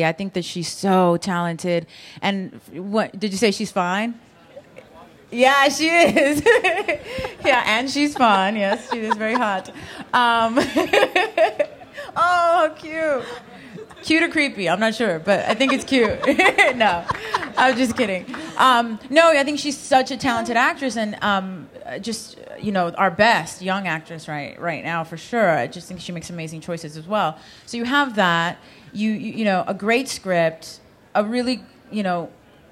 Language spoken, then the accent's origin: English; Los Angeles, California, United States; I grew up in Los Angeles